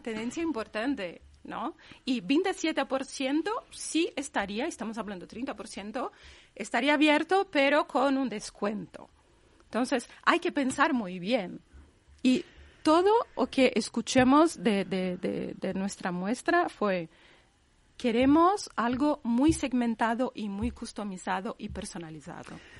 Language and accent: Spanish; Brazil; moved away as an adult; Yo que vengo de Brasil y ahí nuestra cultura es pagar todo en 20 veces